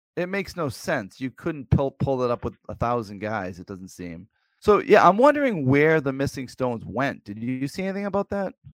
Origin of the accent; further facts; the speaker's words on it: Plymouth, Massachusetts, United States; now in near Old Sturbridge Village, Massachusetts, United States; I grew up near Plymouth Plantation